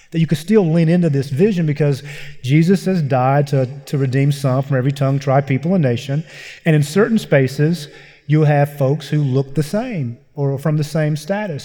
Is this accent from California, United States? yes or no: no; Eastern Kentucky, United States; I grew up in Eastern Kentucky